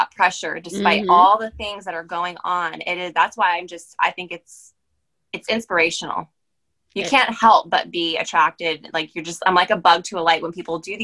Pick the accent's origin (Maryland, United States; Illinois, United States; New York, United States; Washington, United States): Maryland, United States; moved away as an adult; also born or lived in Pennsylvania; I'm actually from Maryland, so I was back home for me